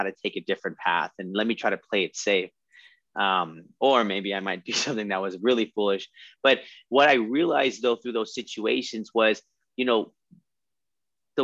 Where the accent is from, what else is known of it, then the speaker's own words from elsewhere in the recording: California, United States; also born or lived in Texas; we moved to California